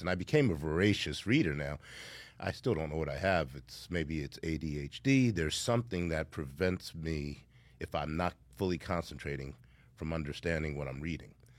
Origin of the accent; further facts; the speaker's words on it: Yonkers, New York, United States; I grew up in Yonkers, New York during the crack epidemic